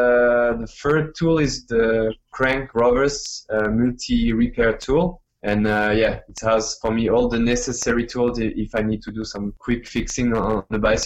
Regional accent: Vendée, Pays de la Loire, France; English is a second language; moved away as an adult; also born or lived in Taiwan; now in Vietnam; my hometown, in Vendée. It's in the west of France

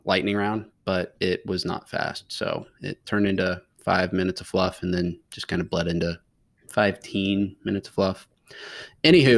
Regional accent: Manhattan, Kansas, United States; moved away; I was from Manhattan, grew up in Manhattan, stayed in Manhattan to go to college

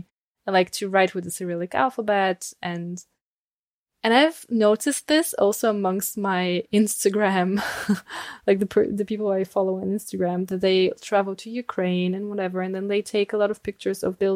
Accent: Bulgaria; born or raised there; moved away as an adult; now in Heidelberg, Germany

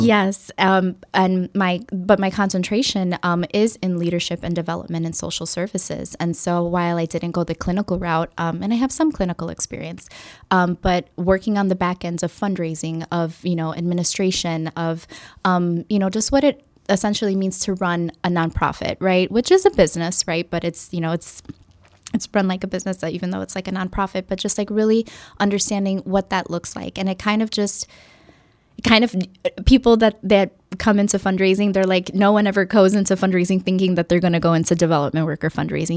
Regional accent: Chicago, Illinois, United States; first language English; growing up in Humboldt Park and, um, having the majority of my father's family here, um, in Chicago

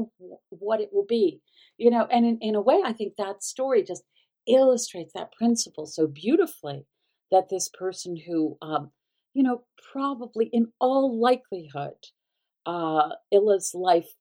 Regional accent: the South, United States; as a Southerner

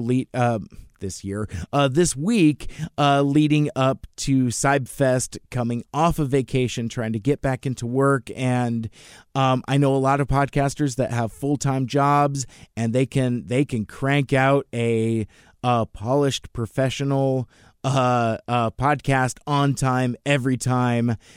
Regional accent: Seattle, Washington, United States; also born or lived in Federal Way; I am from Seattle as well.

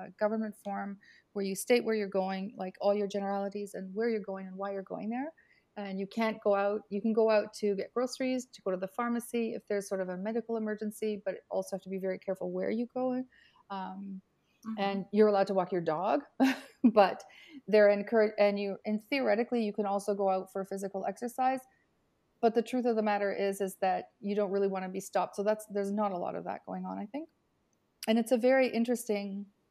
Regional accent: Canada; also born or lived in Italy; now in Milan, Italy; I'm Canadian, but I've been in Italy for 38 years.

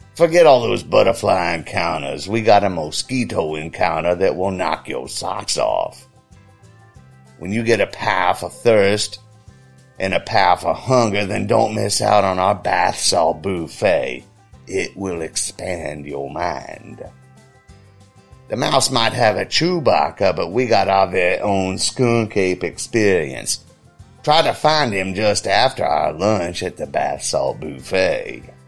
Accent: Orlando, Florida, United States; I'm born and raised here in Orlando, Florida

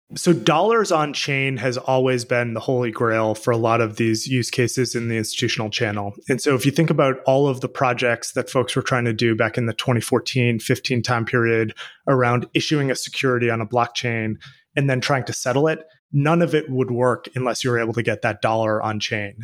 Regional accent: Boston, Massachusetts, United States; I grew up in Boston, where I live now

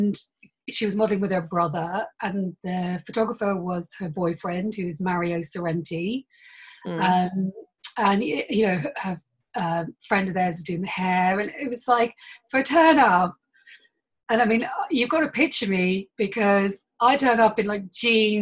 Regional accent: Northern Ireland, United Kingdom; I grew up in Northern Ireland

